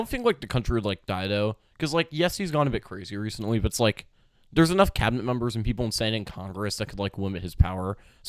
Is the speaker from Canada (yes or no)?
no; United Kingdom; Yeah, I just bet Allie at GameStop because we're both British.